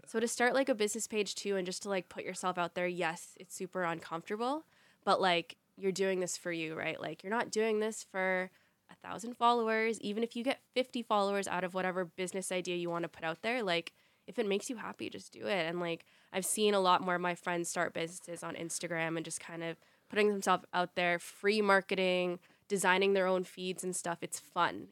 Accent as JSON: {"language": "English", "town": "Ottawa", "region": "Ontario", "country": "Canada", "tie": "born or raised there", "said": "born and raised in Ottawa"}